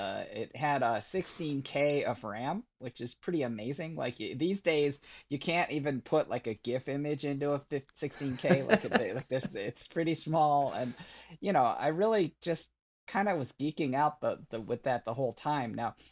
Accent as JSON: {"language": "English", "region": "Michigan", "country": "United States", "tie": "born or raised there", "said": "growing up in Michigan and, I really kind of retreated to my computer as just this very peaceful place"}